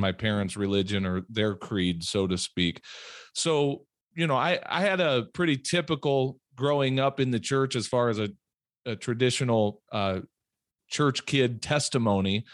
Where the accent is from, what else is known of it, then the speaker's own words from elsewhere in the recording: Peoria, Illinois, United States; moved away as an adult; also born or lived in Minnesota; now in South Dakota, United States; When I was about ten years old, we moved down to Peoria, Illinois, to, and, um, that's really where I grew up.